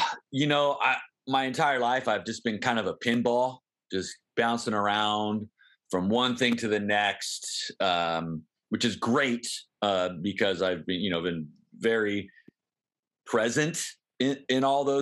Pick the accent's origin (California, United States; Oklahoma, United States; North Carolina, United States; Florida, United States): California, United States; San Diego; moved away as an adult; also born or lived in Des Moines, Iowa; now in Arkansas, United States; I was born in Des Moines, Iowa, but we moved to San Diego when I was 2 months old. So I always say born and raised in San Diego